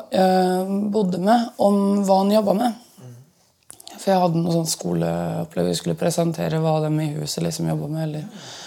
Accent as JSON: {"language": "Norwegian", "region": "Østfold", "country": "Norway", "lives_now": "Oslo, Norway", "said": "Nå bor jeg jo i Oslo, og jeg er jo egentlig fra Østfold."}